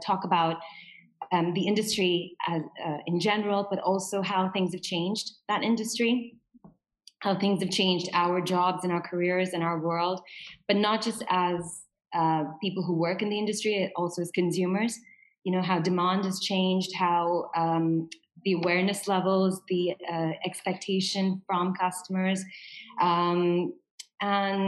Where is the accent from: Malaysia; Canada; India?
India; now in Dubai, United Arab Emirates; I'm from India